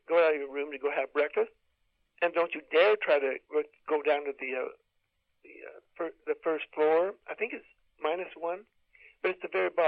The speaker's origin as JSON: {"language": "English", "country": "United States", "said": "being American and being an adventure outdoor person"}